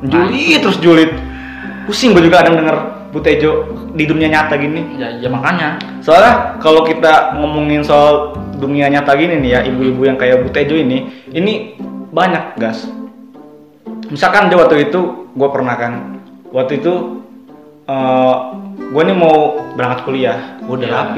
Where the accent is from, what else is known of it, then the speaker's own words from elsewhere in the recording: Tangerang, Banten, Indonesia; kan waktu zaman gue SMA cari sekolah nih hmm. kan emang di daerah gue itu kan Tangerang kabupaten sama kota tuh beda nih